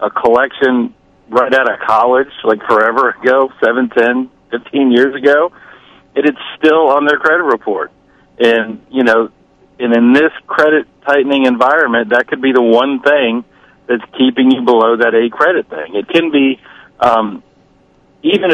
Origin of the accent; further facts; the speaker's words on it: Washington, District of Columbia, United States; I'm from the Washington, D.C. area